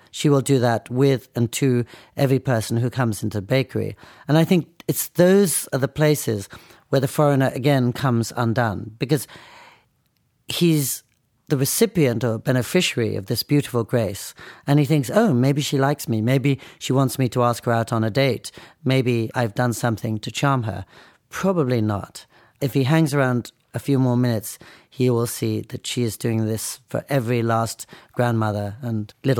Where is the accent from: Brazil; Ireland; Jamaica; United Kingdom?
United Kingdom; England; also born or lived in United States; So I went to Japan partly to learn to be invisible because I thought growing up in England and America, I'd been trained quite a lot to talk, to push myself forwards